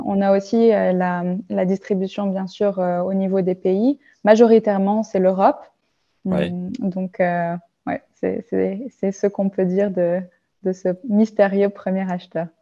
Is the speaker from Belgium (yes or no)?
no; France; moved away as an adult; now in Germany; je suis née en France, j'ai grandi en France